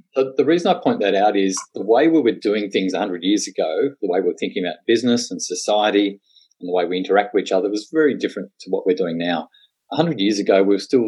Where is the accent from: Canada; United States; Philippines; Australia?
Australia; Tasmania; I'm a born and bred Tasmanian